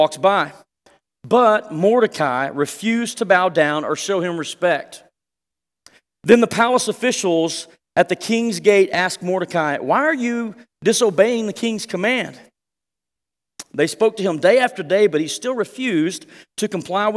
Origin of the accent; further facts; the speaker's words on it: Texas, United States; We're from Texas